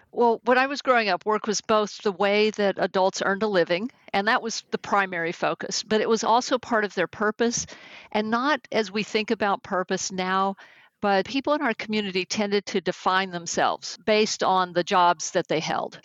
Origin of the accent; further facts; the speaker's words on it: Texas, United States; accent: Texas; now in California, United States; though I've lived in California now for more than 30 years, my Texas accent still comes out, especially with certain words